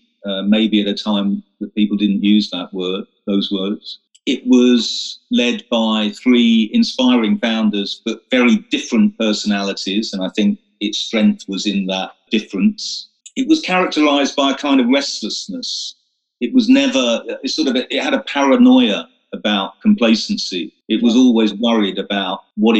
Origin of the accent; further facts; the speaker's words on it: Romford, East of England, United Kingdom; moved away as an adult; also born or lived in Oxford; now in London, United Kingdom; I grew up in Essex.